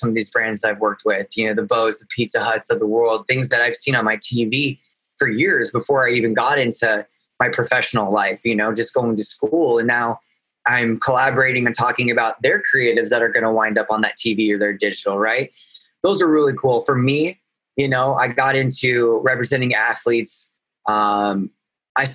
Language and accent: English; Nebraska, United States; moved away as an adult; now in Los Angeles, United States; I'm from Nebraska